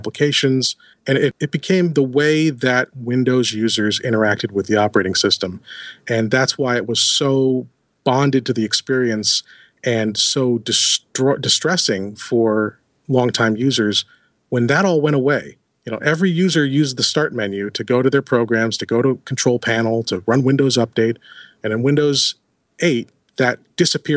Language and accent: English; Buffalo, New York, United States; I'm from Buffalo